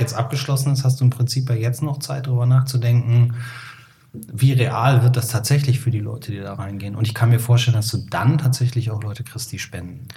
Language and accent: German; Cologne, North Rhine-Westphalia, Germany; now in Hamburg, Germany; ich komme ja aus dem Helier Kölle, da ist ja jeder katholisch